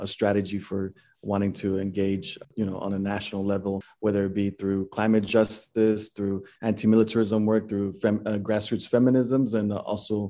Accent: Dallas, Texas, United States; I'm from Dallas, Texas

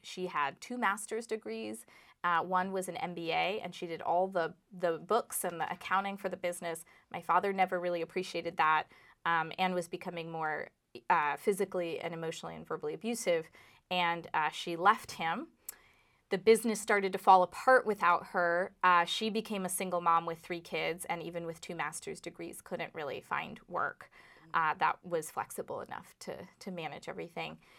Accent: Los Angeles, California, United States; also born or lived in Burlington, Vermont; now in Vermont, United States; I did grow up in my Indian immigrant father and Jewish American mother's Irish pub in Los Angeles

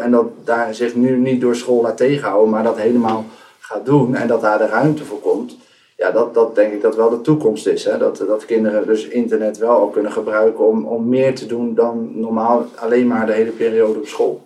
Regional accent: Rotterdam, South Holland, Netherlands; now in Enschede, Netherlands; kom eigenlijk al uit Rotterdam, maar ik woon de laatste jaren in Enschede.

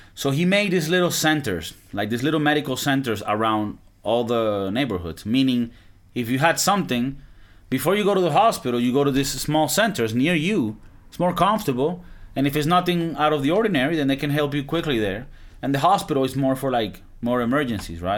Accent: Valencia, Carabobo, Venezuela; moved away; my hometown in Venezuela. I'm from Valencia, Venezuela.

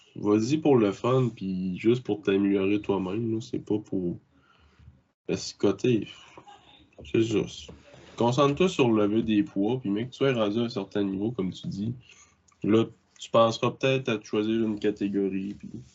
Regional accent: Bas-Saint-Laurent, Quebec, Canada; je viens ben, du Bas-Saint-Laurent comme Charlie

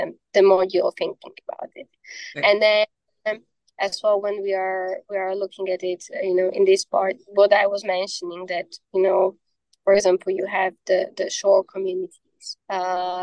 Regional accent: Slovakia; I'm from Slovakia

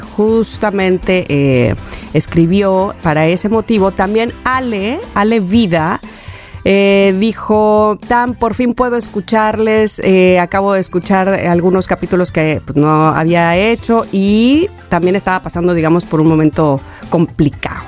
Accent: Mexico; como mexicanos

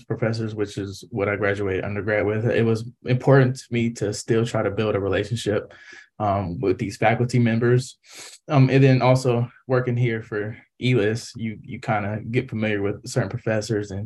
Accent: Columbus, Ohio, United States; moved away; I'm from Columbus, Ohio

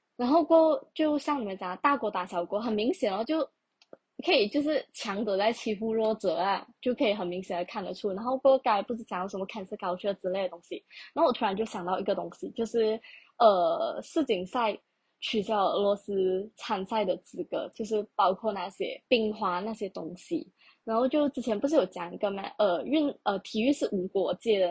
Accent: Malaysia; 首先我是一个马来西亚人，再者我是华人

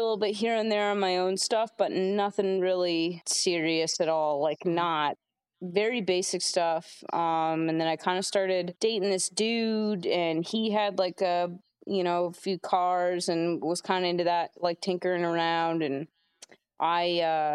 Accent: Portland, Maine, United States; also born or lived in Westbrook, Maine / New Gloucester, Maine; Been Maine my whole life.

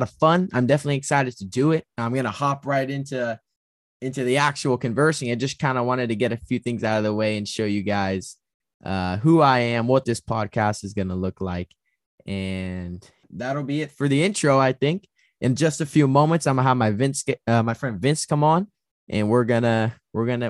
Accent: Bay Area, California, United States; I'm from the Bay Area

